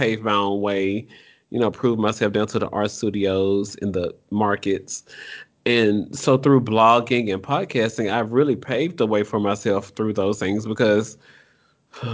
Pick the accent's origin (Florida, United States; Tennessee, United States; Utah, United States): Tennessee, United States; Memphis; I'm from Memphis.